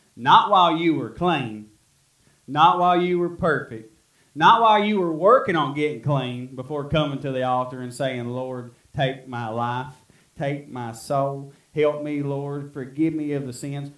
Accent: Middle Fork, United States; I was from Middle Fork

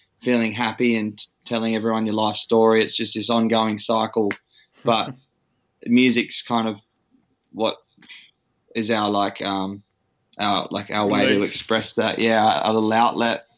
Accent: Sydney, New South Wales, Australia; now in Perth, Australia; I'm from Sydney

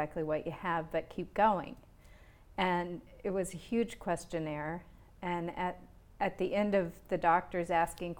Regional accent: Montana, United States; I'm from Montana

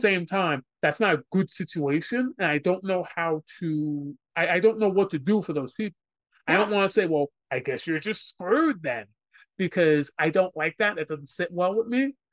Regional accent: New York City, New York, United States; someone who's born and raised in New York City

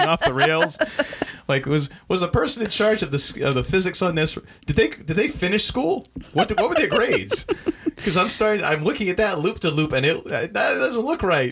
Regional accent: New Hampshire, United States; now in Maine, United States; I grew up in New Hampshire

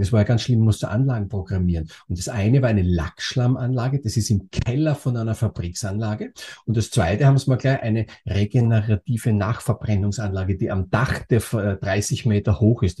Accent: Austria; moved away as an adult; also born or lived in Germany; bin geborener Österreicher und bin dann nach Deutschland gegangen

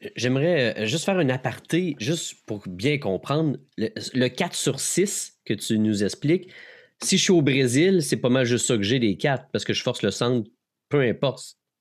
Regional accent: Quebec, Canada; je venais du Québec

